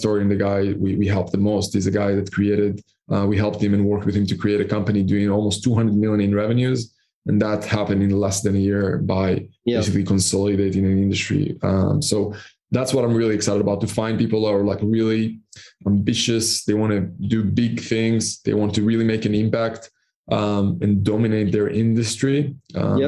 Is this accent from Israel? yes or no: yes; Israel; moved away as an adult; also born or lived in Panama; now in Cyprus; I'm originally from Israel, and I started my first business at the age of 16, 17